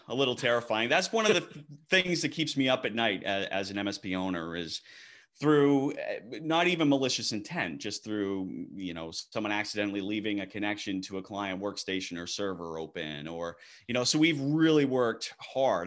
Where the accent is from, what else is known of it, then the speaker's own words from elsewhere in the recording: Maine, United States; now in Texas, United States; born and raised in Maine